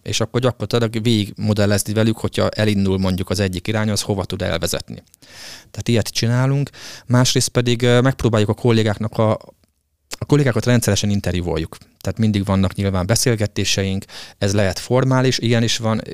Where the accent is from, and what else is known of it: Hungary